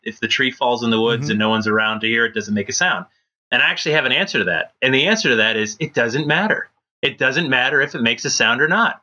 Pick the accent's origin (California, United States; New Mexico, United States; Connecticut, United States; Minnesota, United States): Connecticut, United States; I did a lot of growing up in Connecticut